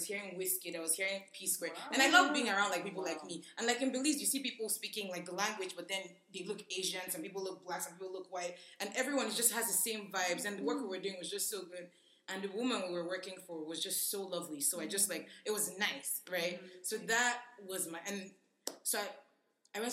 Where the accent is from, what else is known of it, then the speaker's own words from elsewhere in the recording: Nigeria; now in Philadelphia, United States; I'm Nigerian